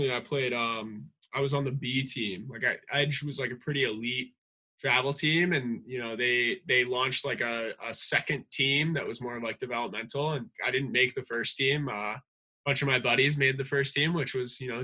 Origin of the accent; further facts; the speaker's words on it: Canada; growing up in Canada